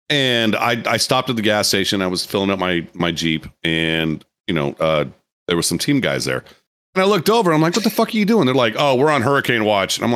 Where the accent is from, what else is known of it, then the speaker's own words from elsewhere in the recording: Iowa, United States; I'm like, I came from Iowa.